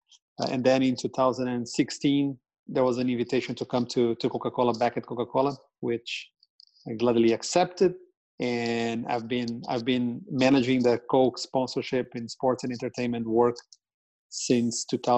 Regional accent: Brazil; moved away as an adult; also born or lived in Sao Paulo, Brazil / Rio de Janeiro, Brazil; now in Atlanta, United States; I'm a Brazilian, so I grew up and went to school and college in Brazil.

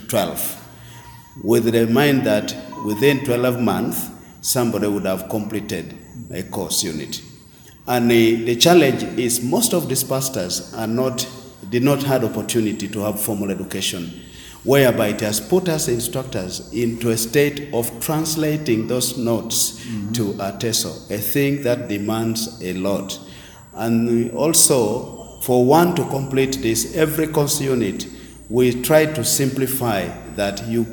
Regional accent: Uganda; I am from Bokedia District

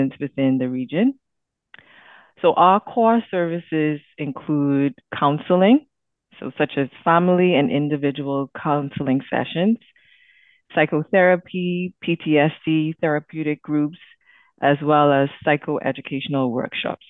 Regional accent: Bahamas; moved away as an adult; now in Canada; I've lived in Canada for 11 years, and I'm originally from the Bahamas

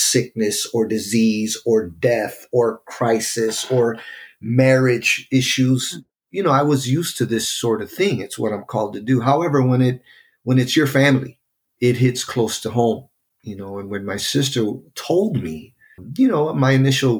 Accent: Chicago, Illinois, United States; also born or lived in North Lawndale, Chicago; I grew up in Humble Park, worked in Humble Park, spent my entire life up until that point on that side of the city in Humble Park

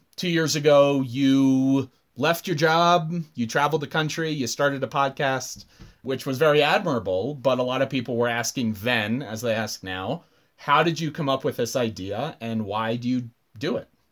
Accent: Central Maryland, United States; moved away as an adult; also born or lived in Arizona; I am from Central Maryland. I was raised on uh, was once a farm and now is a large plot of land about an hour north of D.C

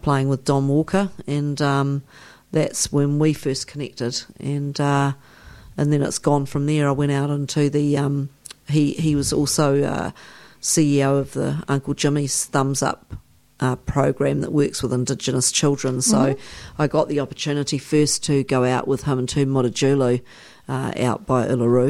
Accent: New Zealand; I come from New Zealand

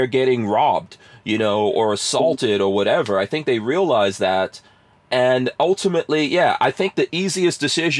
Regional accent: New York City, New York, United States; also born or lived in New Jersey; now in Florida, United States; I'm a person who grew up in New York City and we moved away from there.

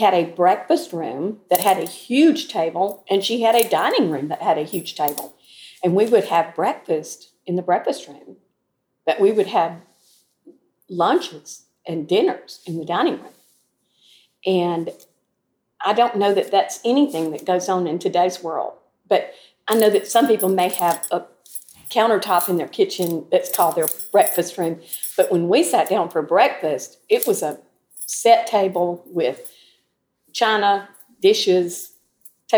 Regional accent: Troy, Alabama, United States; Growing up in Troy was like a wonderful little small town

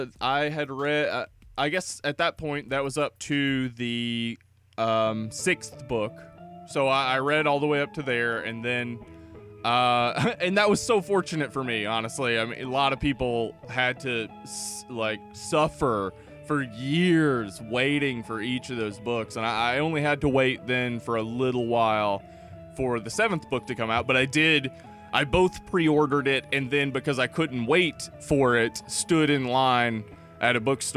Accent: the South, United States; We are both from Jefferson County.

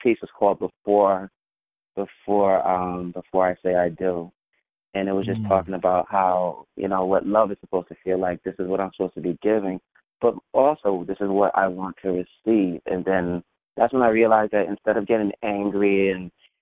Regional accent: New York City, New York, United States; I grew up in an area called Flatbush, where a lot of West Indians reside. My family's from Jamaica

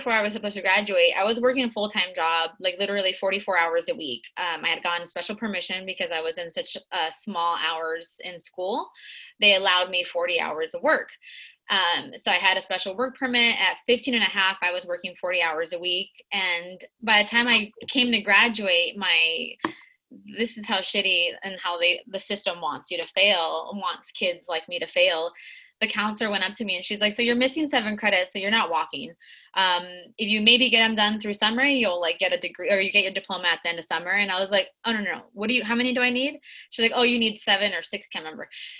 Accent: Tijuana, Baja California, Mexico; also born or lived in San Diego, United States / Guadalajara, Mexico; So I spent my life, I was born in San Diego, and I lived in TJ and Tijuana at the border.

